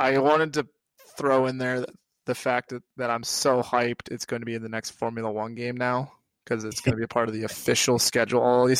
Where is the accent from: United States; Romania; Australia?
United States; me as a American with my, one would say, ridiculous accent